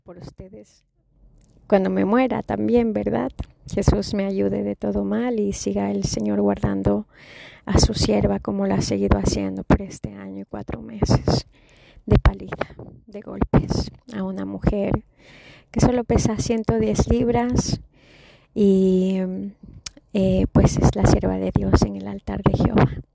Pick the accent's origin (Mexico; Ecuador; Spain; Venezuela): Ecuador; moved away; also born or lived in Chicago; yo soy latina y nací eh, en Sudamérica